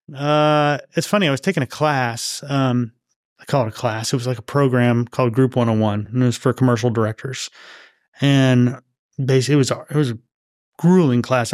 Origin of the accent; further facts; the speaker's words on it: Los Angeles, California, United States; moved away; I grew up out there